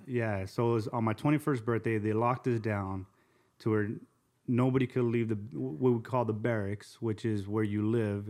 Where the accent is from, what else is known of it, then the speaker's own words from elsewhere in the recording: Azusa, California, United States; also born or lived in Covina, California; I grew up in Azusa, um, Azusa and then Covina